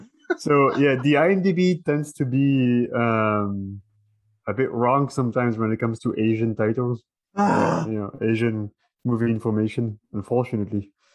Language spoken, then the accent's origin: English; France; that's where I'm from. I'm from France